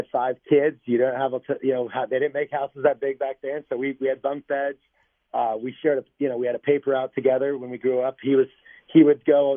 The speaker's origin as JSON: {"language": "English", "town": "Grand Junction", "region": "Colorado", "country": "United States", "tie": "born or raised there", "moved": "yes", "lives_now": "Tucson, United States", "said": "We grew up in Grand Junction, Colorado"}